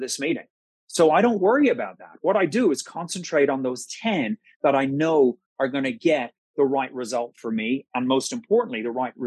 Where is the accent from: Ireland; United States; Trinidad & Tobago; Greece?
Ireland; being Irish